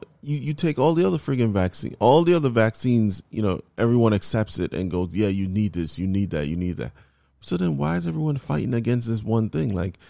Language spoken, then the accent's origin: English; New York, United States; New York.